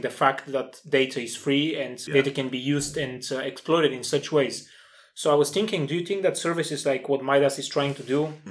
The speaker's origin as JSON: {"language": "English", "country": "Bulgaria", "moved": "yes", "said": "back in my home country, Bulgaria"}